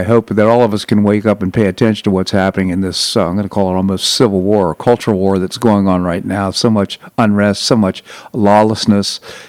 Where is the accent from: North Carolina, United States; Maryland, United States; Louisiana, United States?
Maryland, United States; Bethesda; I grew up in Bethesda, Maryland